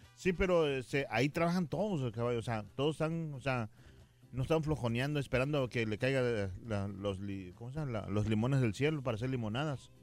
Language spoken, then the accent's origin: Spanish; Mexico; yo soy mexicano